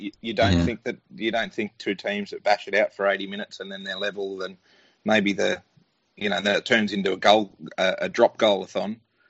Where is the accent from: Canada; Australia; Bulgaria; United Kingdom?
Australia; Penrith, New South Wales; I was born in Penrith